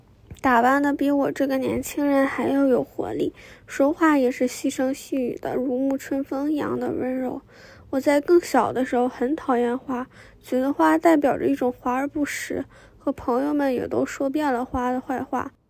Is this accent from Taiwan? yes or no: no; Northeast China, China; now in Shanghai, China; 作为一个东北人，